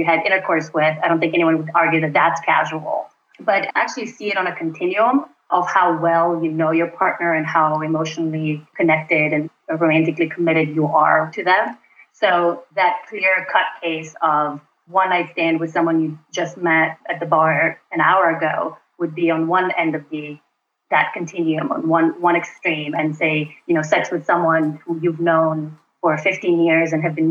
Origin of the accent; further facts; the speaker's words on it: North Macedonia; moved away as an adult; also born or lived in Brooklyn, New York City; now in New York City, United States; I am originally from Macedonia, which is a small country in Southeast Europe, just north of Greece. I came to the U.S. to do my PhD at Cornell about 8 years ago